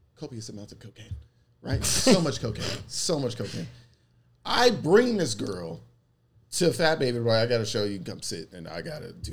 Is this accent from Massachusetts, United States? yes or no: no; Atlanta, Georgia, United States; I'm from West Atlanta